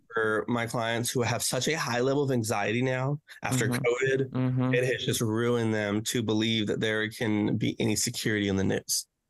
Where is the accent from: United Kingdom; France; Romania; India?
Romania; also born or lived in Memphis, Tennessee; now in Corydon, United States; I'm originally from Romania